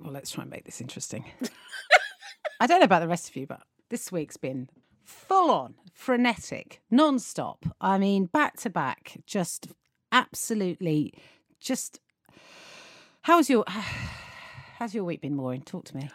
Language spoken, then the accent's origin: English; United Kingdom; we as British people